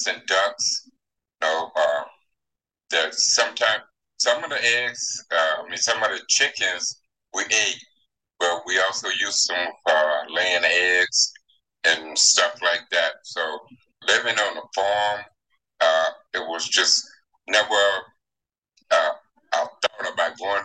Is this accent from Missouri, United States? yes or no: no; Lone Oak, Arkansas, United States; was born in what is that? Lone Oak, Arkansas